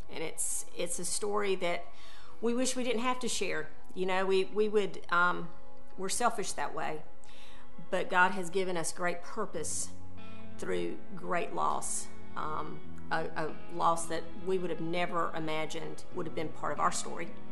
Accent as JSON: {"language": "English", "town": "Valdosta", "region": "Georgia", "country": "United States", "tie": "born or raised there", "said": "I was born and raised in Valdosta"}